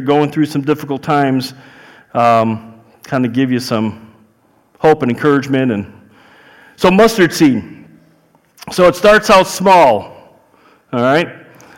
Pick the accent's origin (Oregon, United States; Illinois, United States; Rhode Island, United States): Illinois, United States; Chicago; accent: Chicago; I'm from Chicago. I have a Chicago accent